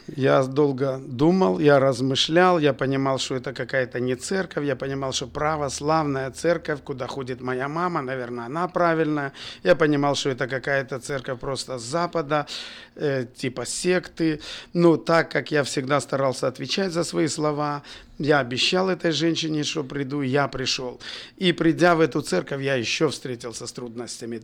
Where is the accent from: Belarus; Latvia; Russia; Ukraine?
Belarus; Bobruisk, Mogilev Region; also born or lived in Kazakhstan / Kyrgyzstan; С 4 по 10 класс я учился в Бобруйске и, в принципе, там закончил школу